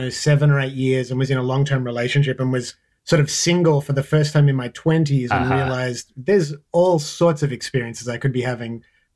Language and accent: English; Australia; You know, so I'm Australian